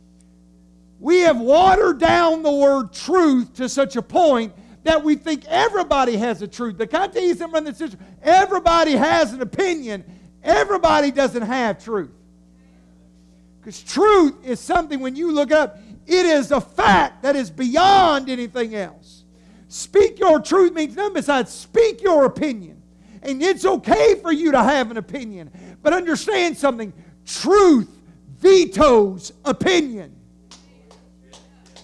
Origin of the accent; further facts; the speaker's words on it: United States; we are just Americans